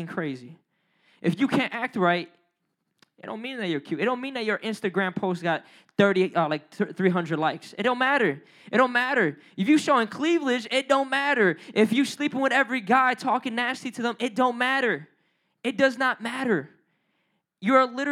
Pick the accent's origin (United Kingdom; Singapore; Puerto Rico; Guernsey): Puerto Rico; I'm Puerto Rican. I know I don't look like it, but I'm Puerto Rican.